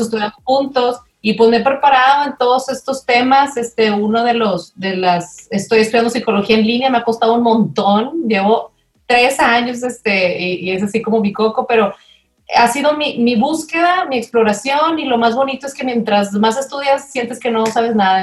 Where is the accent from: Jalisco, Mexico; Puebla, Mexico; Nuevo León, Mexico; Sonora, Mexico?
Nuevo León, Mexico; Monterrey; soy de aquí de Monterrey